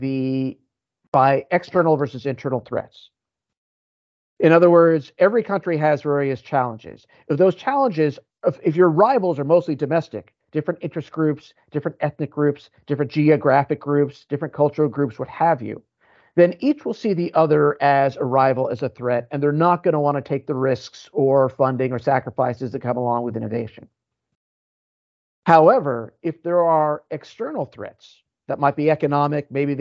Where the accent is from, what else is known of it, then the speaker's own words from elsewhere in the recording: United States; I'm American